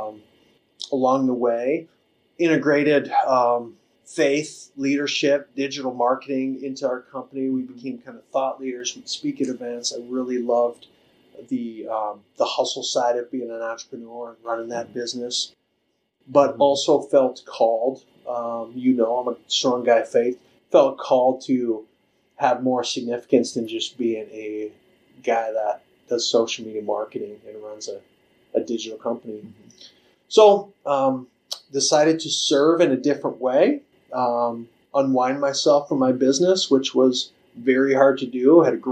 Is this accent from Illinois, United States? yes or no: no; Minnesota, United States; moved away as an adult; also born or lived in Iowa; now in Sioux Falls, United States; I grew up in Minnesota, graduated from high school in Minnesota